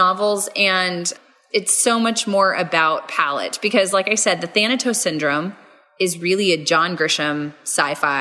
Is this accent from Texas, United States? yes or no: yes; Texas, United States; I'm too Texan to be able to speak properly